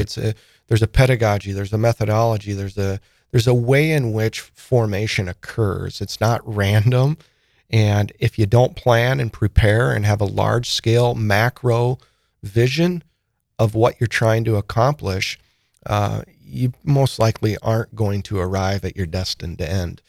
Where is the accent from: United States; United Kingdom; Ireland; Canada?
United States; Sioux Falls, South Dakota; born or raised there; also born or lived in Saint Paul